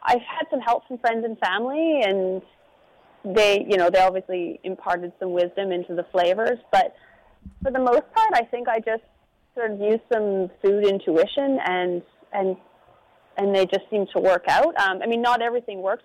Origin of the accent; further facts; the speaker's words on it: Pemberton, British Columbia, Canada; I have a farming background. I grew up in Pemberton